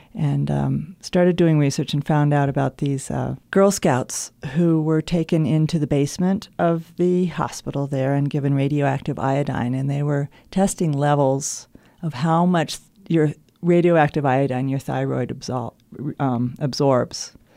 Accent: Los Alamos, New Mexico, United States; also born or lived in Montana; my experience growing up in Los Alamos

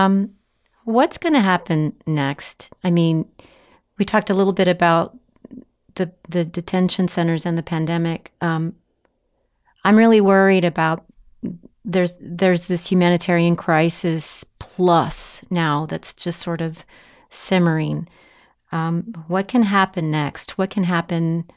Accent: Laredo, Texas, United States; I was born and raised in Laredo, Texas

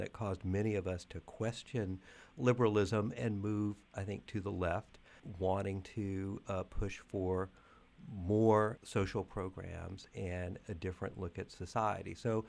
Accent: North Carolina, United States; I grew up in the South in North Carolina

